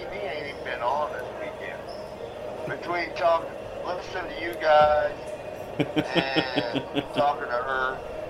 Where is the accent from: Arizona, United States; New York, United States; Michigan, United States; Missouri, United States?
Missouri, United States; Belton; Thank God I was from Belton.